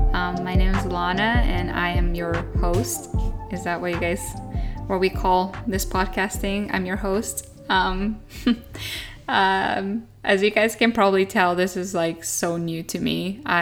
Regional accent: Japan; also born or lived in Australia; I'm a Japanese American and I'm a third generation missionary in Japan. And I grew up in Japan my whole life

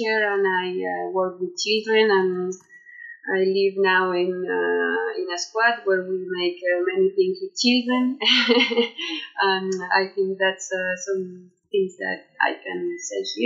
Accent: Valparaiso, Chile; English is a second language; I am from Valparaiso. I have lived most of my life here.

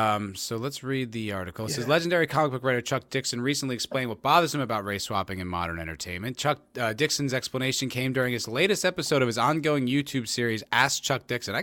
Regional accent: South Africa; I'm from South Africa, so I might be a little biased

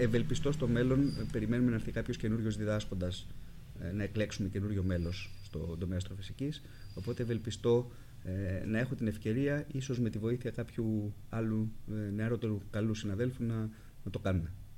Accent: Greece; also born or lived in United States / Germany; αισθανόμουν πιο οικία στο περιβάλλον της Ελλάδας

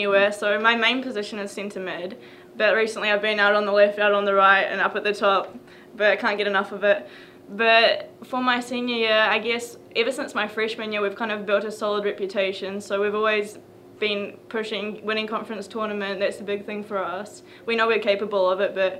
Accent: New Zealand; moved away as an adult; now in Tennessee, United States; I'm from New Zealand

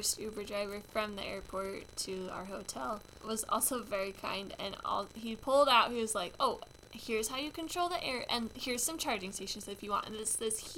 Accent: Utah, United States; we're from Utah

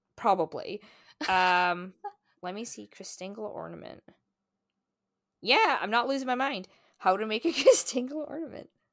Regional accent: Scotland, United Kingdom; moved away as an adult; now in Canada; in my hometown, I think there are almost as many churches as there are pubs

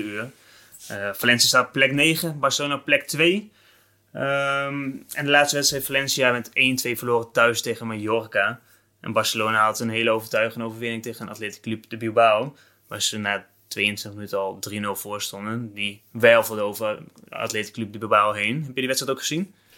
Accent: Netherlands

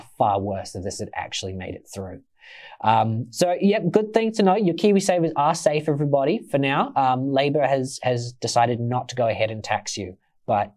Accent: Australia; now in New Zealand; I am Australian

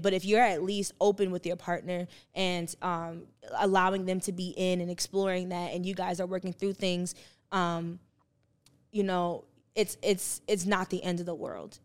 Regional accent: New Jersey, United States; I'm from Jersey

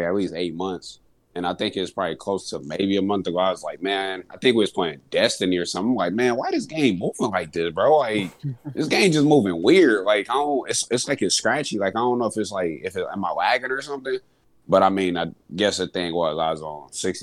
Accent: Kalamazoo, Michigan, United States; moved away; my hometown Kalamazoo

